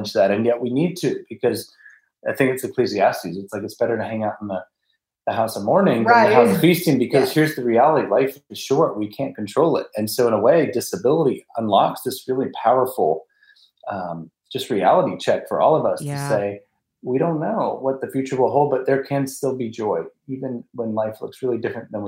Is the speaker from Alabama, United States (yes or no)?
yes; Montgomery, Alabama, United States; also born or lived in Washington, D.C.; I'm from Montgomery, Alabama, by way of D.C. So kind of claim both. But my family's in Montgomery